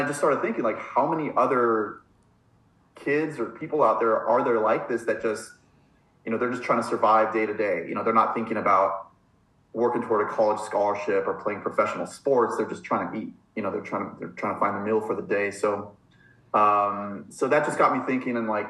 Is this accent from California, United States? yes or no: yes; Los Angeles, California, United States; also born or lived in San Diego; where I grew up in Los Angeles